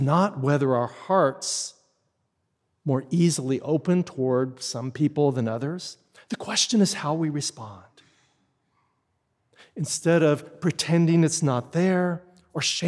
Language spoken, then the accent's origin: English; Texas, United States; moved away; I grew up in Texas, and while I had many, many blessed experiences there and it's a wonderful place to grow up